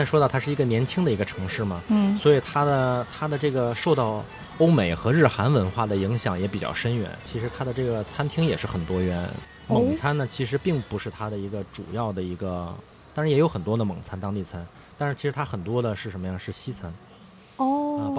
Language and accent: Chinese; China; moved away as an adult; now in Mongolia; 尤其是对于我们中国人来说啊